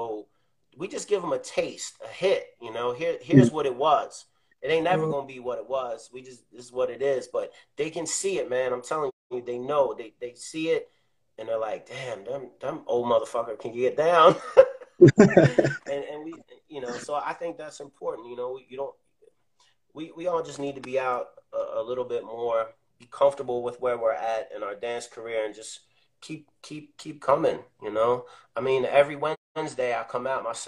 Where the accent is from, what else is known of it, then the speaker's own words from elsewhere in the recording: Baltimore, Maryland, United States; I'm from Baltimore